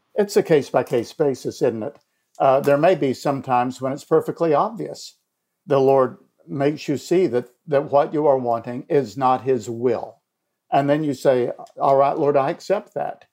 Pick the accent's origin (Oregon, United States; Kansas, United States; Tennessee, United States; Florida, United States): Tennessee, United States; Elizabethton; moved away as an adult; also born or lived in Illinois; my hometown of Elizabethton